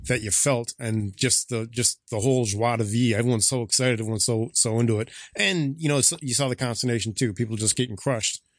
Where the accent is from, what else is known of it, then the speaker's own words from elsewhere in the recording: Valparaiso, Indiana, United States; also born or lived in Chicago; I grew up in Northwest Indiana, Valparaiso High School